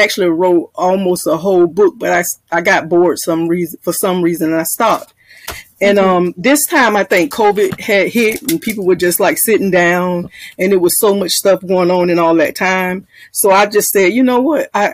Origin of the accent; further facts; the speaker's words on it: Jacksonville, Florida, United States; I'm from Jacksonville, Florida